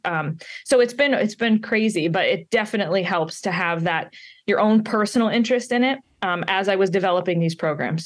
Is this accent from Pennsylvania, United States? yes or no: yes; Pittsburgh, Pennsylvania, United States; also born or lived in down south; now in Maine, United States; I'm from Pittsburgh, Pennsylvania in the United States, so I'm not local to Maine